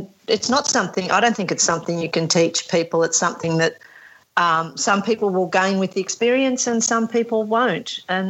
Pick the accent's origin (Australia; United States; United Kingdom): Australia; we're Australian, we only speak English